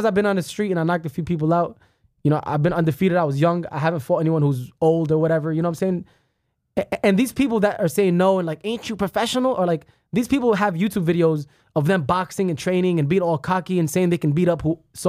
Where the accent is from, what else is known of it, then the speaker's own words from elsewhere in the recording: New York, United States; I was raised in New York.